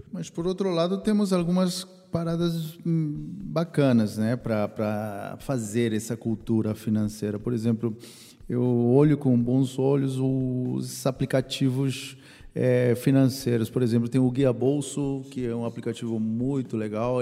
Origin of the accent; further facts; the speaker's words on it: Peru; now in Brazil; Eu, como peruano